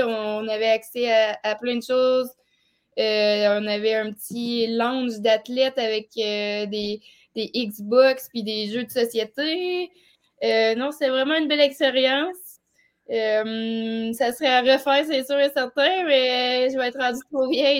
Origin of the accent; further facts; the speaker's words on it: Beauce, Quebec, Canada; j'ai joué au hockey mineur avec les garçons euh, par chez nous en Beauce